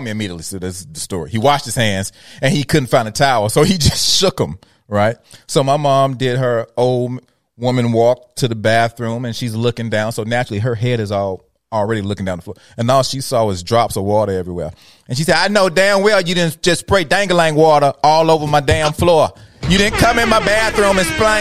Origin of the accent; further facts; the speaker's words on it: Atlanta, Georgia, United States; I'm from Atlanta